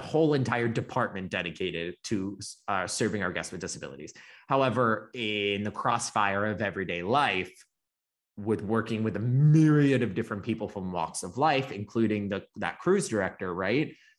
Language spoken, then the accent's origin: English; the South, Florida, United States; I was raised pretty much in the South, Florida's, like, the dump truck of the South